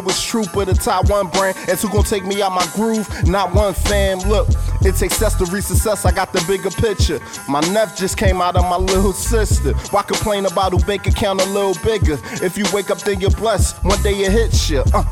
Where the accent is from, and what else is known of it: Philadelphia, Pennsylvania, United States; born or raised there